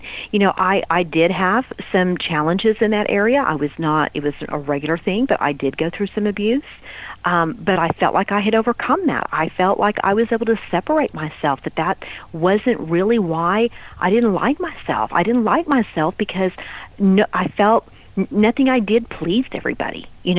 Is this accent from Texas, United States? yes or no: yes; Texas, United States; You know, I was from West Texas, and that's, you know, pop your beer and sit on the back of your truck, and you know, that's kind of the way we did Friday nights, right?